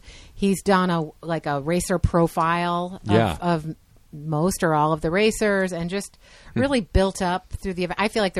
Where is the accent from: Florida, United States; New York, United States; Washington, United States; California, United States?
New York, United States; outside of Rochester; I'm from outside of Rochester, a little bitty town called Churchville.